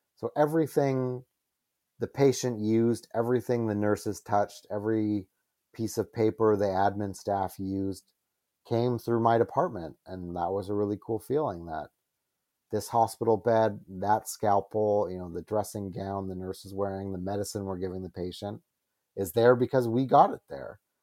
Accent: Calgary, Alberta, Canada; moved away as an adult; I was from Calgary

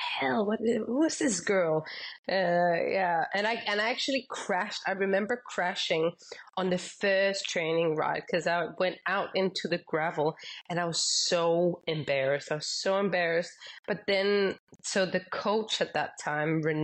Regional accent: Denmark; Growing up, I mostly raced in Denmark

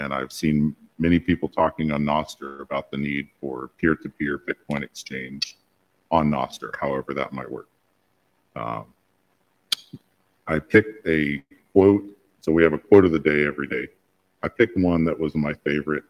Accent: the U.S. South, United States; I'm from the South, the U.S. South

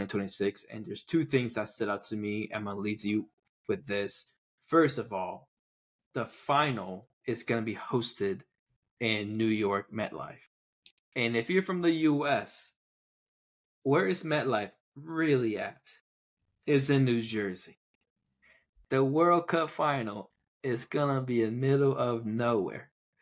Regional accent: Taiwan; moved away; growing up in Taiwan

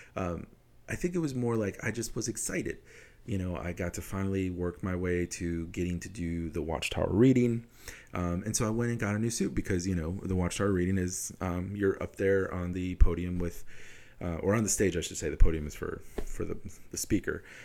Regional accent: Wisconsin, United States; I'm from Wisconsin. All my experiences are in Wisconsin

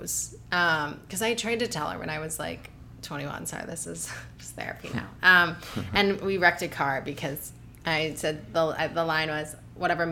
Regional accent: Ohio, United States; moved away as an adult; also born or lived in New York; now in Los Angeles, United States; I grew up very confused in Ohio.

